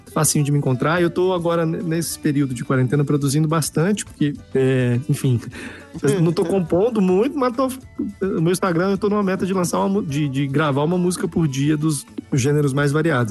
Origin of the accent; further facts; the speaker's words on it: Brasília, Federal District, Brazil; also born or lived in Minas Gerais; tenho família mineira, como eu já falei, mas aqui de Brasília